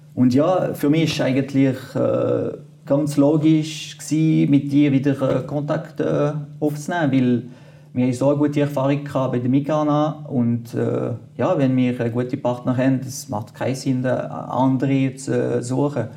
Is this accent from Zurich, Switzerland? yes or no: no; French-speaking part, Fribourg, Switzerland; first language French; German is a second language; Ich bin Kanton Fribourg gewachsen, auf französisch, französischer Teil. Ich musste äh, Deutsch lernen, man hört das auch.